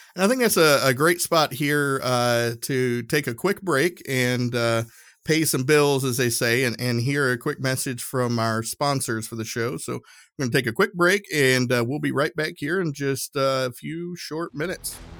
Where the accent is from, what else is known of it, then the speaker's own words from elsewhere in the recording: Tennessee, United States; now in Indianapolis, United States; I grew up in Tennessee